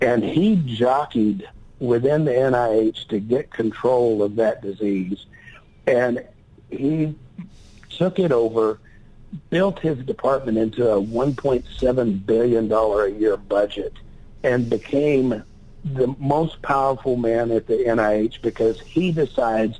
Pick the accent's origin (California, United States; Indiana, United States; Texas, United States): Texas, United States; I grew up in Texas